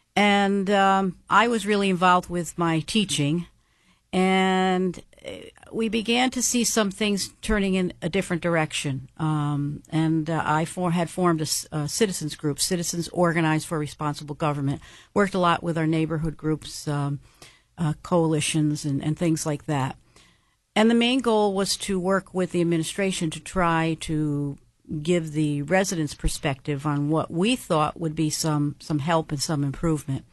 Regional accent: Schenectady, New York, United States; now in Latham, United States; I grew up in Schenectady and moved to, uh, Latham in the town of Colony when I got married

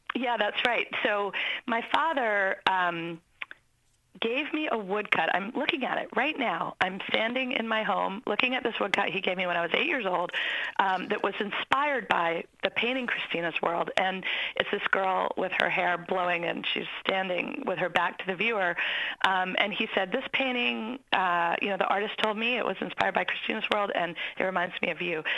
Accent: Maine, United States; I grew up in Maine

